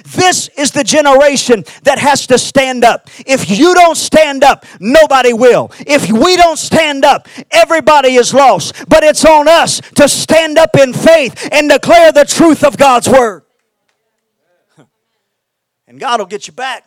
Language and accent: English; Houston, Texas, United States; I'm from Houston, Texas.